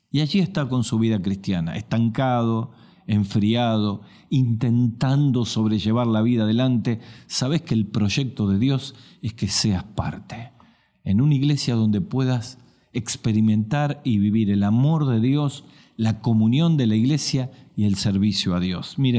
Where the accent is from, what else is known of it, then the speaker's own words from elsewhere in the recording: Salta, Argentina; en mi país que se llama el Chaco Salteño